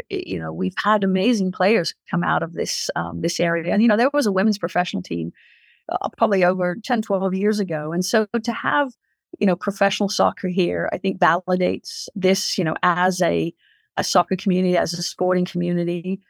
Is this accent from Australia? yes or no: no; England, United Kingdom; my father was in the Royal Marines when I grew up in England. So I've lived that life, you know, traveling around